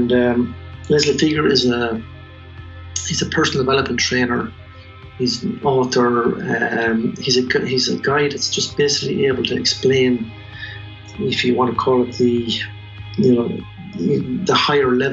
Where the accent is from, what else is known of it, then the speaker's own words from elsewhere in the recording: Tullamore, County Offaly, Ireland; also born or lived in Chicago; I was born in Tullamore, raised in Chapel Street